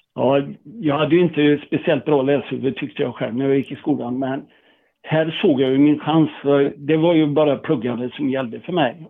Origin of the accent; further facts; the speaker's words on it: Tibro, Västra Götaland, Sweden; moved away as an adult; där jag kom ifrån, Tibro